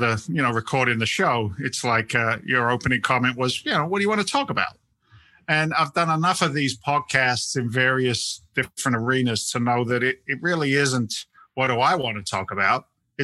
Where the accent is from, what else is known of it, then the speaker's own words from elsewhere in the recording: England, United Kingdom; moved away; But you know, I'm actually an immigrant. I came from England back in 1986.